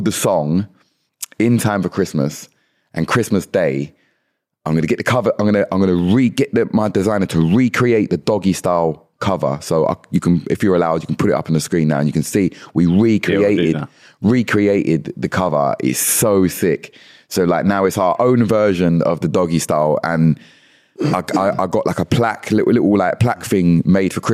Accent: London, United Kingdom; born or raised there; now in Kent, United Kingdom

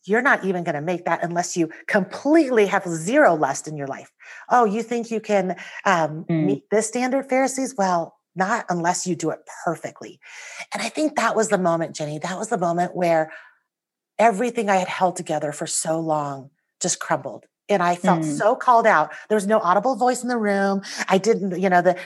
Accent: United States; also born or lived in Taiwan; I came to the United States when I was almost 5 years old.

